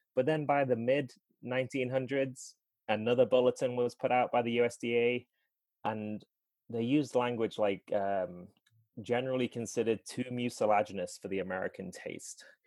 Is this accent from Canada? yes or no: no; England, United Kingdom; moved away as an adult; now in Asheville, United States; I grew up in England and didn't come here until or came here to live when I I married my then fiance in 2012.